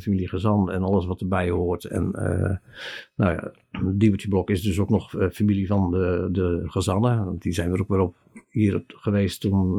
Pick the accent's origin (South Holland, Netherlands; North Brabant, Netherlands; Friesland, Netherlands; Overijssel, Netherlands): South Holland, Netherlands; Klaaswaal; Ik ben er eentje van Kees en van Teuna. Dus, eh, uit Klaaswaal